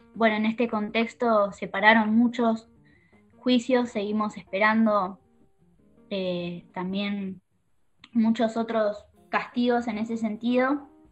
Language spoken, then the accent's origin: Spanish; La Plata, Buenos Aires Province, Argentina; Yo soy de La Plata